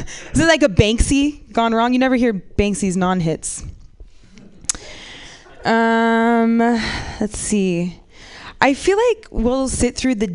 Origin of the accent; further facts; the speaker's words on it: Bay Area, California, United States; I'm from the Bay Area